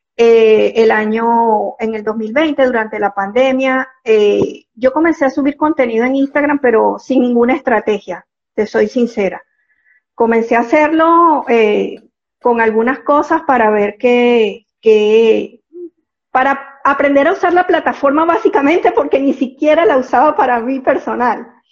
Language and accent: Spanish; Venezuela; moved away as an adult; now in Panama; soy venezolana, desde hace 15 años vivo aquí en Panamá.